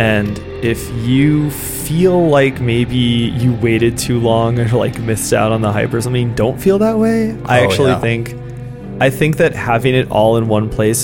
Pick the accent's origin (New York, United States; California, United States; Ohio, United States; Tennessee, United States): Ohio, United States; Cincinnati; I grew up in Cincinnati, which is about 15 minutes from Kentucky